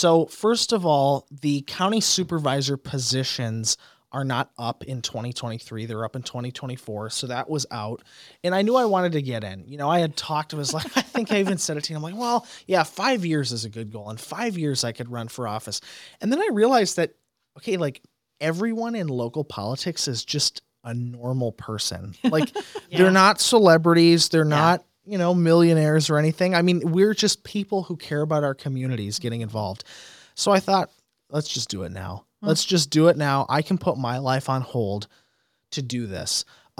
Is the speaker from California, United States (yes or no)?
no; De Pere, Wisconsin, United States; This is the district I grew up in. Mm-hmm. I mean, you know, I was raised on South Michigan Street.